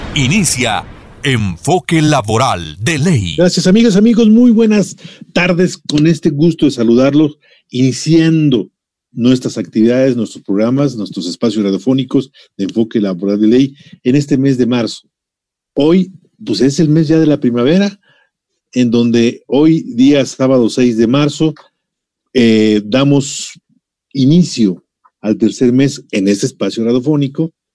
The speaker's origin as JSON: {"language": "Spanish", "country": "Mexico", "said": "nos identifica a todos como mexicanos"}